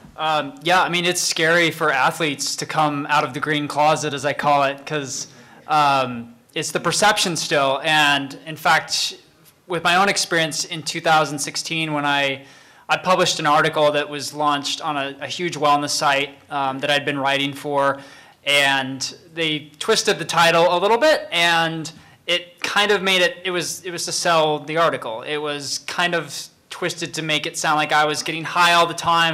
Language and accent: English; Salt Lake City, Utah, United States; I grew up Mormon in Salt Lake